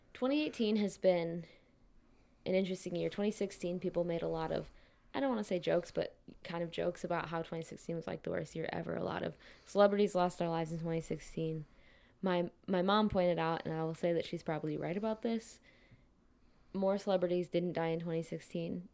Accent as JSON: {"language": "English", "region": "Midwest", "country": "United States", "also_born_or_lived": "West Coast", "moved": "yes", "said": "I'm originally from the Midwest."}